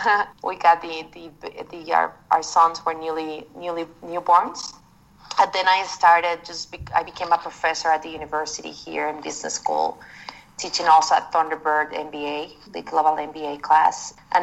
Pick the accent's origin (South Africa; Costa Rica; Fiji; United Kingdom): Costa Rica; also born or lived in Nashville / Southeast United States; I'm originally from Costa Rica